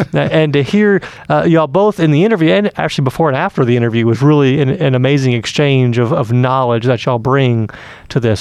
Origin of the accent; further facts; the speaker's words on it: Atlanta, Georgia, United States; I grew up in Atlanta